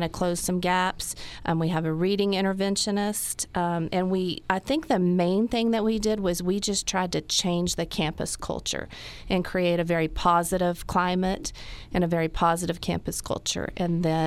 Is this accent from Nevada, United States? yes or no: no; Dalhart, Texas, United States; I was born and raised in Dalhart